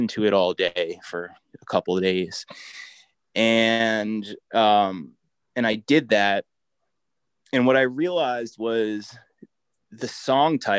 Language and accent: English; New Jersey, United States; now in Brooklyn, United States; I'm from New Jersey, so I grew up eating lots of subs